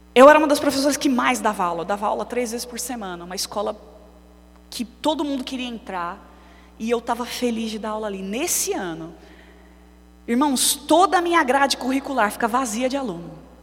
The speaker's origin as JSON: {"language": "Portuguese", "region": "São Paulo", "country": "Brazil", "tie": "born or raised there", "moved": "yes", "said": "Eu nasci aqui, eu sou paulistana, mas eu vivi quase 15 anos longe daqui"}